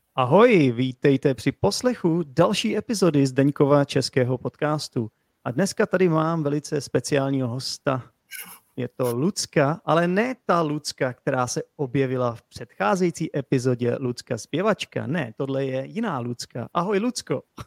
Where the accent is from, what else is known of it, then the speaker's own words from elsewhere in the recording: Czechia; jako Čech